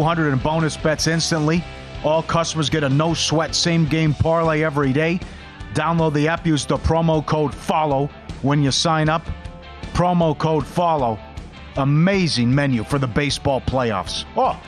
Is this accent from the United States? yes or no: yes; Minnesota, United States; I'm from Minnesota